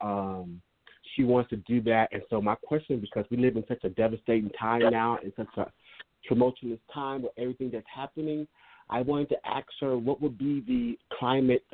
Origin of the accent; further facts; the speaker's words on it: Chicago, Illinois, United States; now in Los Angeles, United States; originally from Chicago, and I know my hometown